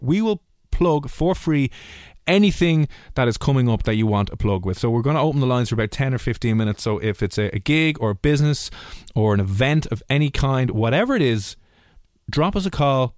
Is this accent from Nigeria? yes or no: no; Ireland; being Irish